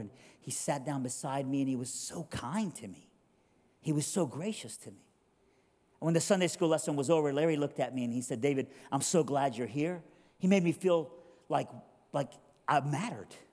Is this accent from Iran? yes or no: yes; Iran; now in Durham, United States; a missionary from Iran